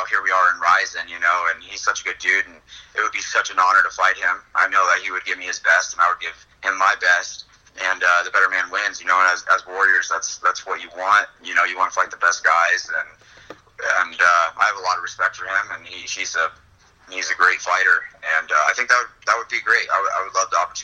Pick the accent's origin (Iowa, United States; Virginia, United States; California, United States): Iowa, United States; I grew up in Iowa as a wrestler